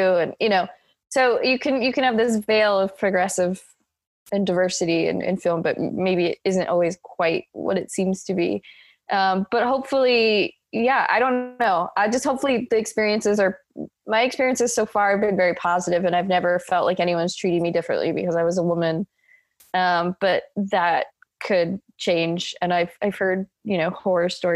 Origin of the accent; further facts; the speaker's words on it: Iowa, United States; I grew up in Iowa very suburban neighborhood.